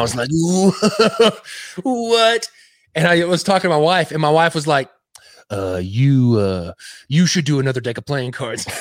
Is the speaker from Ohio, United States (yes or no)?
no; West Texas, United States; now in Cleveland, Tennessee, United States; I'm originally from Texas. Uh, I grew up in West Texas.